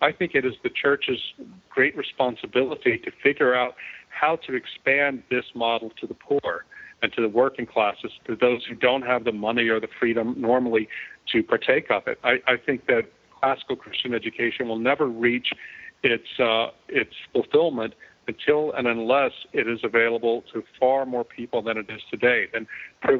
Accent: Louisiana, United States; moved away as an adult; also born or lived in Philadelphia; we moved back to my hometown in Louisiana, which is Mayberry

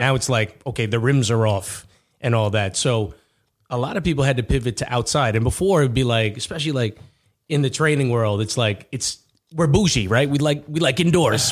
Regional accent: Uniondale, New York, United States; I'm from Uniondale, too

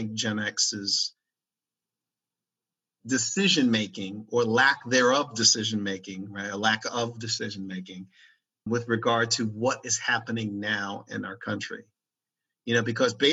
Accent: Maryland, United States; when I grew up in Maryland

